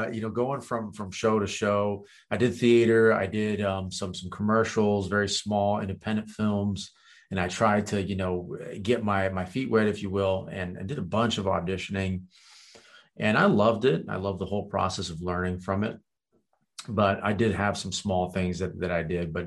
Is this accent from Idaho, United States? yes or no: no; Virginia, United States; first language Kurdish; English is a second language; also born or lived in Romania / France; I moved to Virginia there to basically start, you know, school and live with my grandparents